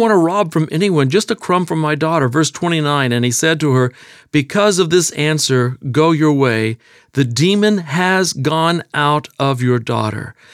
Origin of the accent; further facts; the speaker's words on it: Texas, United States; accent: Texas; I was born and raised in Texas